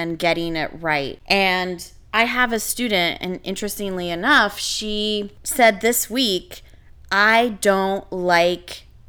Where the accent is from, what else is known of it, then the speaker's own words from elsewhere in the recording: Canada; moved away as an adult; now in United States; I came from Canada, and in Canada, an 80 and above is an A.